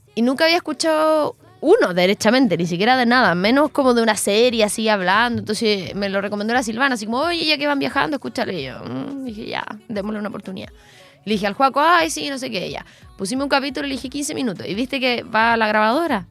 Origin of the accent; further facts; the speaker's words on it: Chile; de dónde eres y decía como Chile